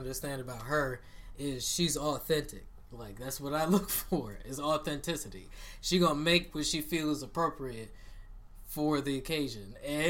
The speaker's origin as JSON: {"language": "English", "country": "United States", "said": "I'm American."}